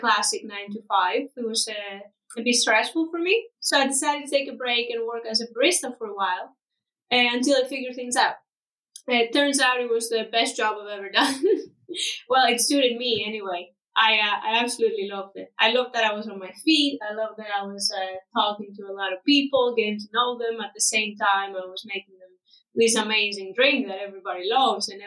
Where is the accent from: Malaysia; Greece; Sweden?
Greece; moved away as an adult; also born or lived in Dublin, Ireland; I come from Greece, and I was living in Dublin in Ireland for about 4 years up until 2020